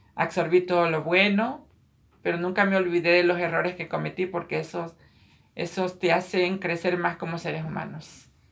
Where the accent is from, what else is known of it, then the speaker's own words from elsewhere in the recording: Ecuador; moved away as an adult; now in Queens, New York, United States; nací en, Ecuador, Sudamérica. Emigré a este país hace aproximadamente 20 años.